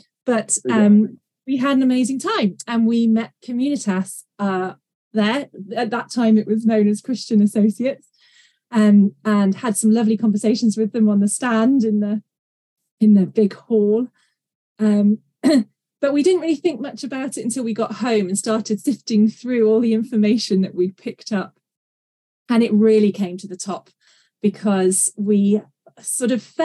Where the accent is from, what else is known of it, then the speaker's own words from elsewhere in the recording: England, United Kingdom; also born or lived in Maryland; I'm from England in the UK, and I currently live in North Yorkshire in the beautiful Dales.